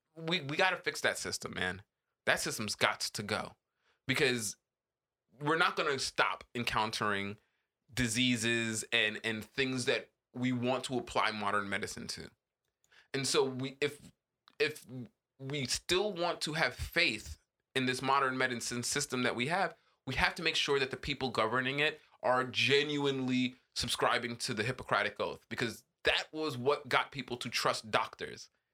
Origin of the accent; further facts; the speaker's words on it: Jamaica; as a Jamaican